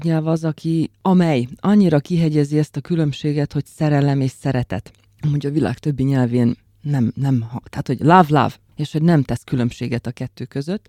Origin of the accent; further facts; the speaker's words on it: Slovakia; moved away as an adult; also born or lived in Bratislava; now in Hungary; Egy nagyon idilli és pici felvidéki faluból származom